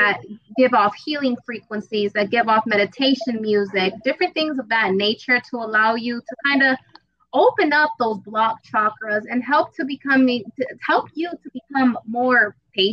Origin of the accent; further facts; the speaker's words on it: Las Vegas, Nevada, United States; I'm from Vegas, baby, out here in the 112 degree weather. Been out here for about 20 years plus